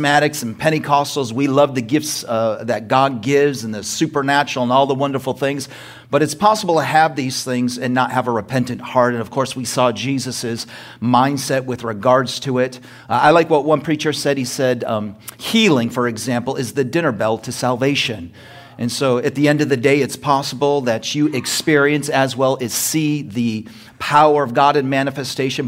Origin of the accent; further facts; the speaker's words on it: United States; I was born in America